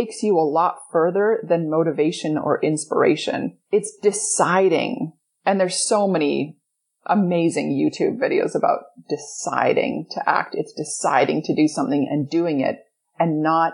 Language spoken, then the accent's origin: English; Edmonton, Alberta, Canada; I grew up in Edmonton, Alberta, Canada.